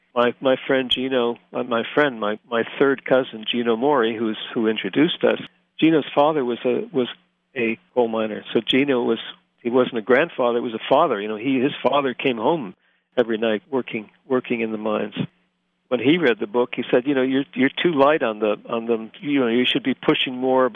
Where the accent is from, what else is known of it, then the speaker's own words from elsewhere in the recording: Scranton, Pennsylvania, United States; moved away as an adult; when I was growing up in Scranton